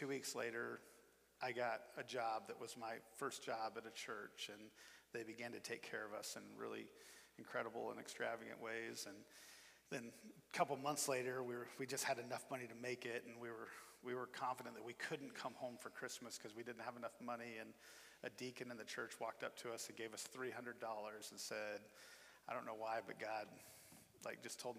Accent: Iowa, United States; moved away as an adult; also born or lived in Nebraska / Memphis, Tennessee; we're both from the Midwest. I'm from Iowa

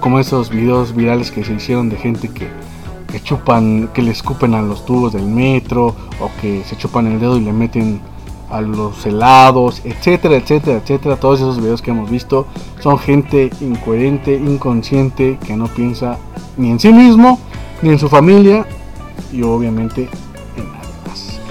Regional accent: Mexico; así somos nosotros los mexicanos

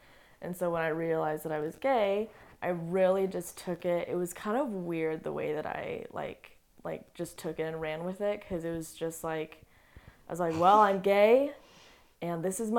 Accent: Colorado, United States; born there; also born or lived in Montana / Utah / North Carolina; No, I'm not Utah. I was born in Colorado.

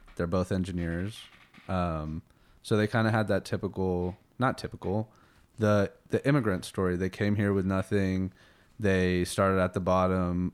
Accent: Colorado Springs, Colorado, United States; also born or lived in Houston, Texas; Born in Houston, uh, moved to Colorado Springs when I was six years old

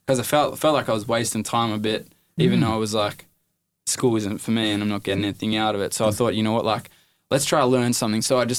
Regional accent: Ballina, New South Wales, Australia; born there; also born or lived in Inverell / Parkes / Dubbo / Mudgee; Nah, so I moved around heaps, bro. I was born in Ballina, then we moved to Inverell, then Parks, then Dubbo, then Mudgee, then I left school, then I lived in Wollongong, Then Maitland, then Musselbrook

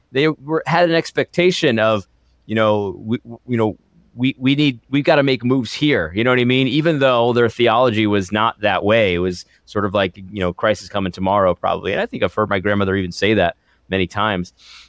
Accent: Connecticut, United States; some of the churches that I grew up in Connecticut.

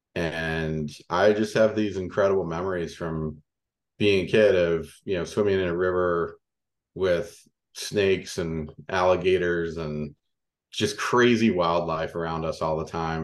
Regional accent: Louisiana, United States; moved away; the dirt road I grew up on in Louisiana

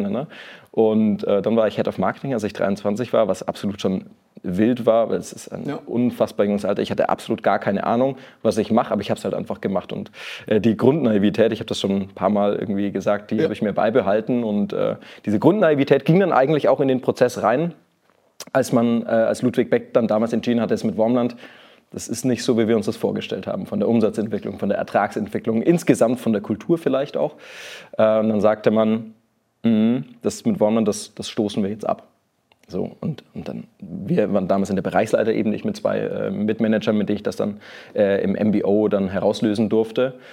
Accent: Nuremberg, Bavaria, Germany; accent: Franconian; also born or lived in Lower Saxony; Ich bin eigentlich gebürtiger Nürnberger, äh, Franke, man hört das noch so ein bisschen.

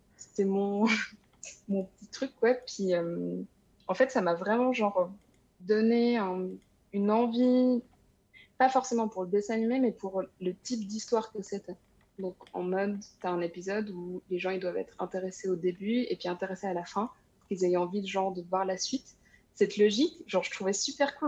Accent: Switzerland; moved away; also born or lived in France; Je suis suisse aussi

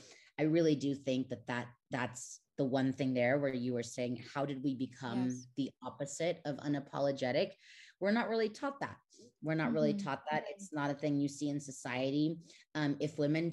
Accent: Mexico; moved away as an adult; also born or lived in United States; I was born and raised in Mexico. I lived there for 19 years, and then I went to the States, and now I'm back here in Mexico City.

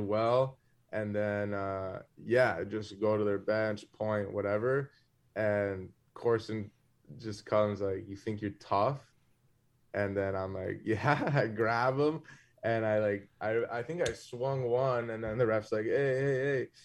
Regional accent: South Florida, United States; when I was growing up in Florida

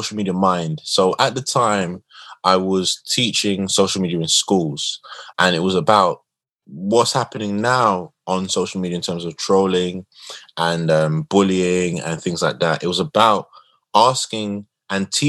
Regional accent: London, United Kingdom; Where I'm from Tottenham. I grew up in the worst of times, the Border Farm riots

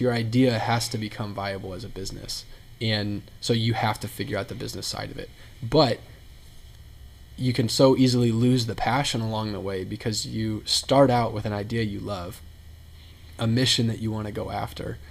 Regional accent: Indianapolis, Indiana, United States; moved away; also born or lived in Texas; I'm from Indianapolis, was in Texas for a while, moved back to Indianapolis in May of 2016

